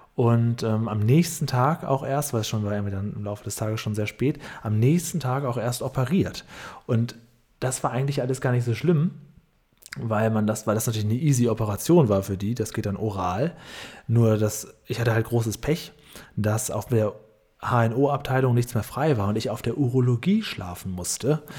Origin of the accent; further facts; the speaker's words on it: Northern Germany, Germany; ich komme ja auch aus Norddeutschland